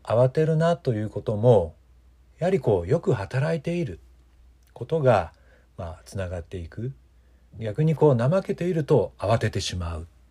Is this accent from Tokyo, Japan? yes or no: no; Mikawa region, Aichi, Japan; 私たちのふるさとこの地域三河地方